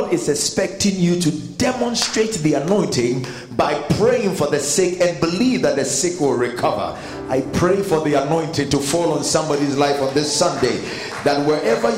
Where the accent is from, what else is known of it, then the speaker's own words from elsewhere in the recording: Ghana; I am not an Englishman. Never. I mean, I am a Ghanaian